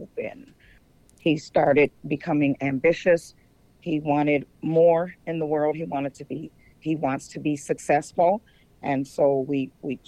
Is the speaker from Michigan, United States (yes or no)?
no; Minnesota, United States; moved away as an adult; also born or lived in Atlanta, Georgia; I'm from Minnesota, and I went to Atlanta, Georgia, and had my sons